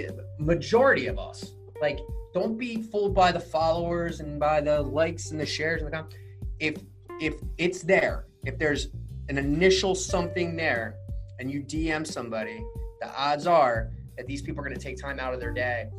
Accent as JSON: {"language": "English", "region": "Maryland", "country": "United States", "said": "people ask us where we're from here and we're like Maryland"}